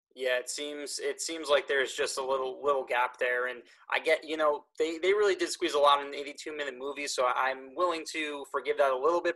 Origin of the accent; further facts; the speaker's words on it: Eastchester, New York, United States; growing up in Eastchester, your license says Scarsdale on it